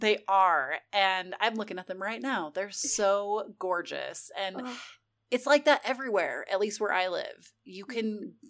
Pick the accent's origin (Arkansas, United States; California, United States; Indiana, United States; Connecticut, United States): California, United States; moved away; growing up in California